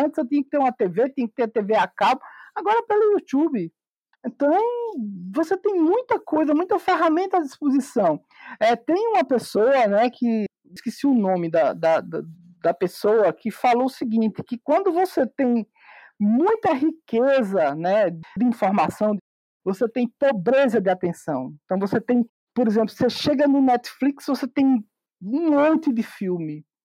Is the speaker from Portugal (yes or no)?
no; Campina Grande, Paraíba, Brazil; sou de Campina Grande, Paraíba